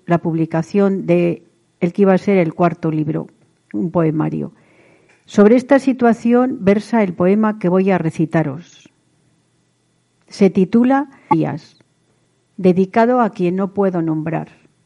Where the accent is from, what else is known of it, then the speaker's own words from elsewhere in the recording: Vitoria-Gasteiz, Basque Country, Spain; Nací en Vitoria Gasteiz